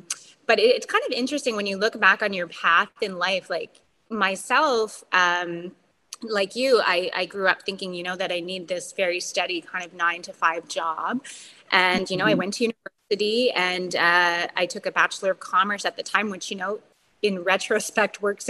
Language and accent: English; Bathurst, New Brunswick, Canada; also born or lived in Toronto; I had traveled home to my hometown a couple times and reconnected with a guy that I had went to high school